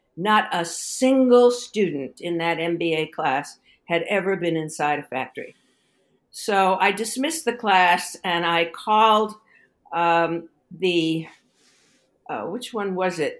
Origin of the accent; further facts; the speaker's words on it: New York City, New York, United States; moved away as an adult; also born or lived in Stanford, California; I grew up in Brooklyn, New York